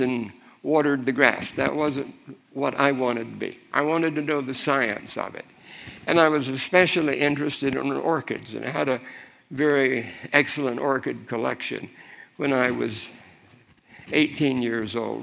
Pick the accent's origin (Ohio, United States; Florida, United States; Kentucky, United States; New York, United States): Florida, United States; Miami; I grew up in Miami. My family were longtime Floridians